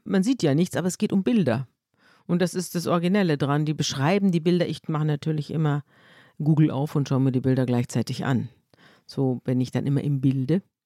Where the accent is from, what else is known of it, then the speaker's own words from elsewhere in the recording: Munich, Bavaria, Germany; ich komme aus, aus München und ich bin praktisch mit der Schweiz und Österreich im Rücken aufgewachsen